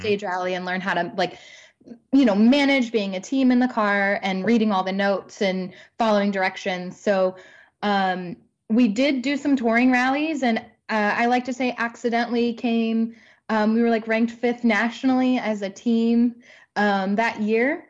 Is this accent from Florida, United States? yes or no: no; near Hundred Acre Wood, Missouri, United States; moved away; really near my hometown